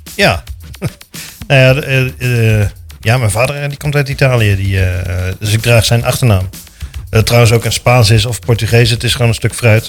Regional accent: De Bilt, Utrecht, Netherlands; moved away as an adult; now in Houten, Netherlands; geboren en getogen in De Beeld

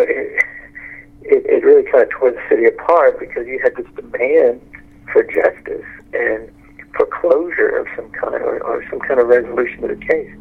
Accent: Texas, United States; I come from Texas

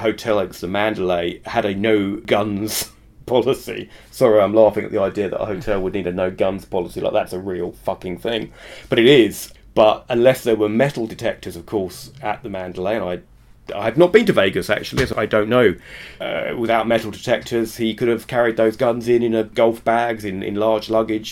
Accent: United Kingdom; now in Israel; I'm British

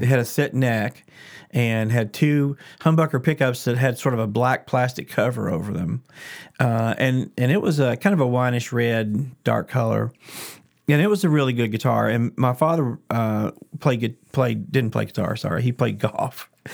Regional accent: Lexington, Kentucky, United States; I did grow up here in Lexington. This is home

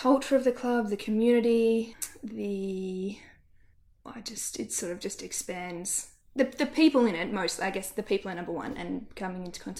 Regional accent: Melbourne, Victoria, Australia; growing up around North Melbourne

